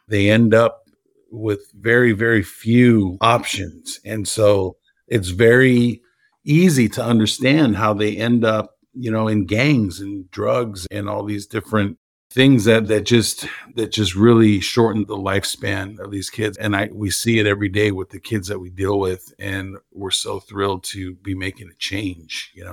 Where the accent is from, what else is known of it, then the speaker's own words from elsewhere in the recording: Los Angeles, California, United States; moved away as an adult; now in Houston, United States; I'm born and raised in Los Angeles, and I moved to Houston in two thousand nine